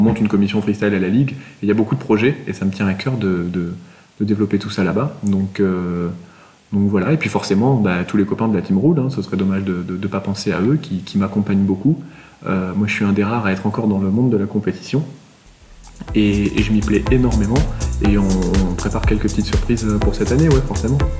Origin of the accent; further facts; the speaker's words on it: Toulouse, Occitania, France; Je suis toulousain